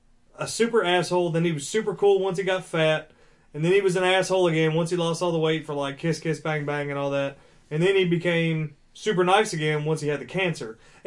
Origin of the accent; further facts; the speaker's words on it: Canada; we're Canadian.